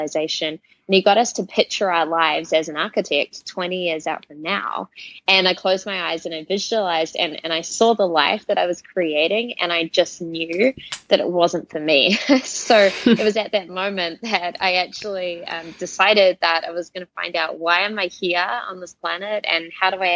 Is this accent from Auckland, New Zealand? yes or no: yes; Auckland, New Zealand; moved away as an adult; I grew up in Auckland, New Zealand